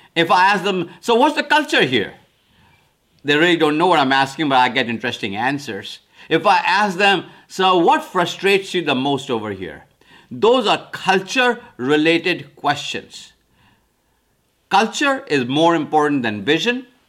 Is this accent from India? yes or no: yes; India; now in United States; I'm from India originally, came to America in nineteen seventy-three.